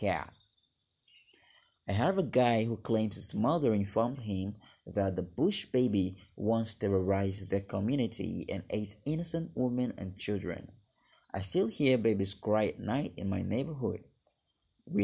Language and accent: English; Nigeria; I am from Nigeria, Western Africa